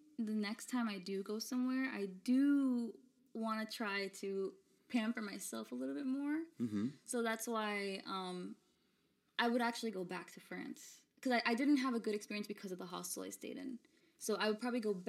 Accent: Florida, United States; also born or lived in Brooklyn, New York / Ponce, Puerto Rico (family); now in New York, United States; I grew up in Florida. I was born here in New York in Flatbush, Brooklyn

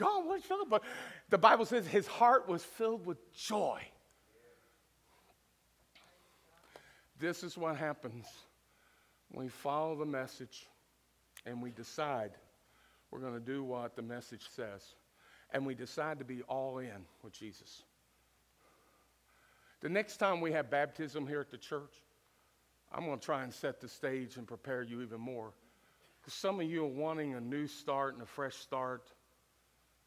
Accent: Kentucky, United States; moved away; also born or lived in Cincinnati, Ohio / North Dakota; I was from Kentucky, and in Kentucky, everybody runs and shouts, even during church announcements

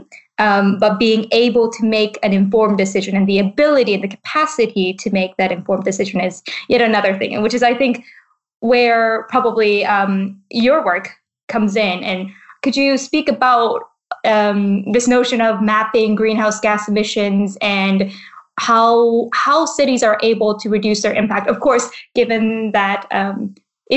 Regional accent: Vancouver, British Columbia, Canada; I'm from Vancouver

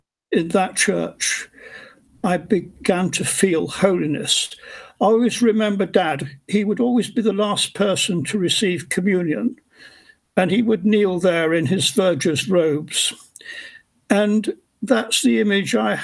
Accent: Oldham, North West England, United Kingdom; now in Cambridge, United Kingdom; I was born in Oldham in 1946, middle of three brothers

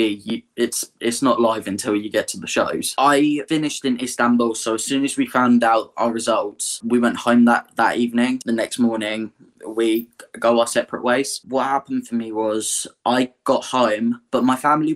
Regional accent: Aldershot, South East England, United Kingdom; I'm from Aldershot in Hampshire

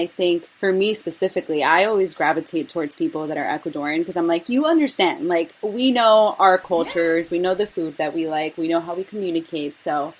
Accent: New York City, New York, United States; also born or lived in Brooklyn / Syracuse; I identify as Latina Ecuadorian, and I was born in Brooklyn but raised in Queens, specifically in Corona, Queens.

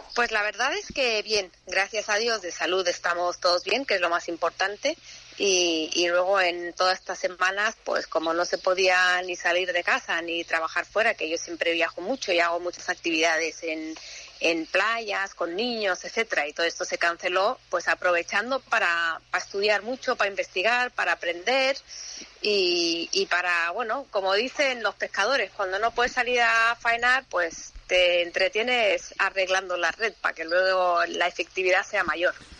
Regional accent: Fuengirola, Andalusia, Spain; yo me crié en Fongirola

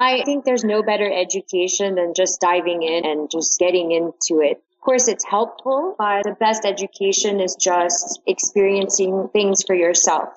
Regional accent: New York, United States; moved away as an adult; now in Dubai, United Arab Emirates; I'm originally from New York and I lived there for a long time before moving to Dubai

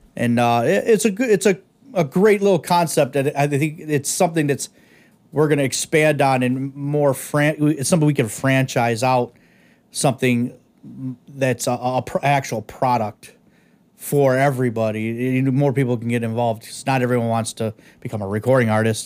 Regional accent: Detroit, Michigan, United States; originally born in the East Side of Detroit

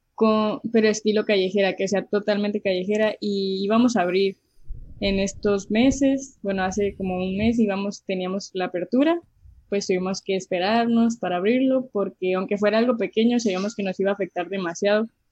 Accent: Mexicali, Baja California, Mexico; also born or lived in Calexico, California, United States; soy de Mexicali, em, nací aquí, he vivido aquí toda mi vida y también he vivido en Caléxico

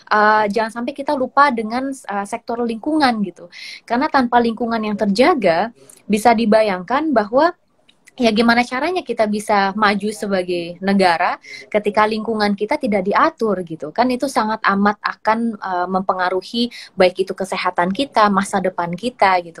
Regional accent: Indonesia; born there; dilahirkan di Indonesia, Mbak. Dilahirkan di Indonesia dan kebetulan tingg

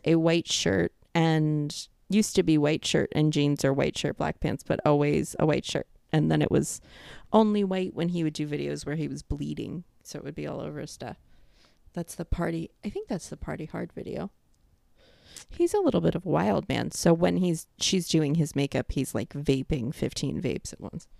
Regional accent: New York, United States; accent: New York; moved away as an adult; now in Florida, United States; I've been out of New York for five years now

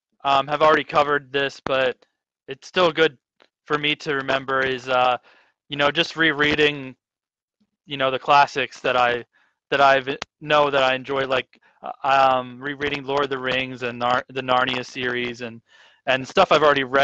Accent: South Africa; Not that I'm British, but it's kind of, you know, being a former lit major, it helps.

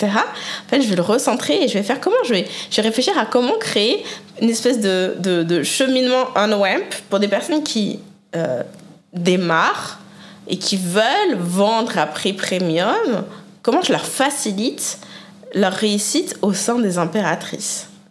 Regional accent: France; moved away as an adult; also born or lived in Canada / Mexico; now in United States; J'ai quand même grandi, été éduquée, hein, euh, élevée euh, en France

